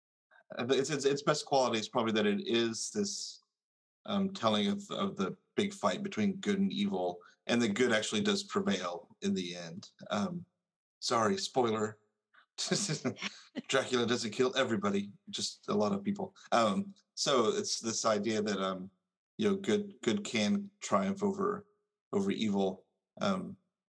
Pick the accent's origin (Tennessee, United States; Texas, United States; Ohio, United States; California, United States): Tennessee, United States; I'm from Tennessee